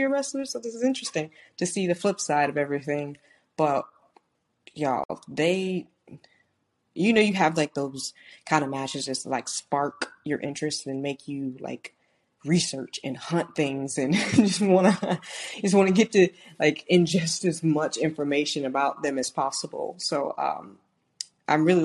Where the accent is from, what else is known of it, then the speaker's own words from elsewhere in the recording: St. Louis, Missouri, United States; moved away; I was born in St. Louis, Missouri. That's where my family is from, my mom and my dad